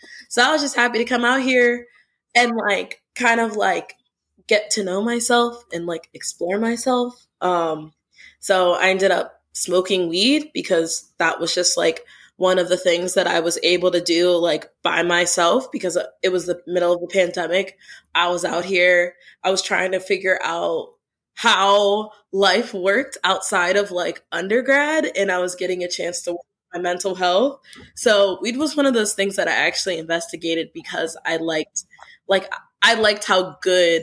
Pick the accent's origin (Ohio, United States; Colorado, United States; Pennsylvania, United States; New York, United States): Pennsylvania, United States; Pittsburgh; moved away as an adult; now in St. Louis, United States; I'm originally from Pittsburgh. I moved out here for grad school